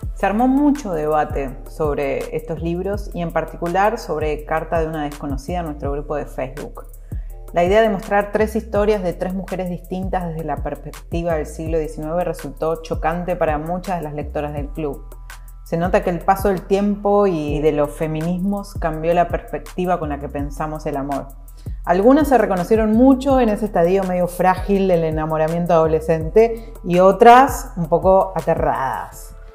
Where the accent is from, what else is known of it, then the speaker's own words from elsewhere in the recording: Argentina; lo voy a pronunciar como la argentina que soy